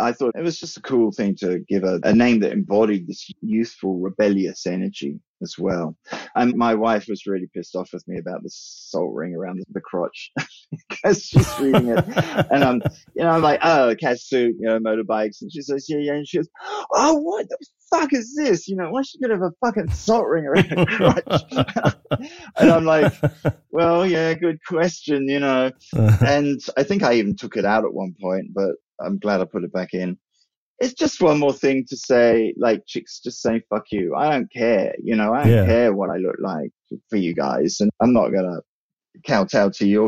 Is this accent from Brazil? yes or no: no; Australia; also born or lived in England / New Zealand; I'm English by birth, and we emigrated to Australia when I was about six. And after I finished high school there, I went back to England